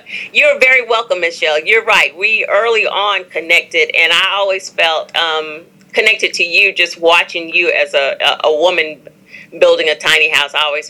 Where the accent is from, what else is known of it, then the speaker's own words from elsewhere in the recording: Atlanta, Georgia, United States; also born or lived in Brooklyn; now in Charlotte, United States; So I was born in Brooklyn, lived in Charlotte, then moved to Atlanta and in my early 20s when my daughter was very young. And so I always say that I grew up in Atlanta.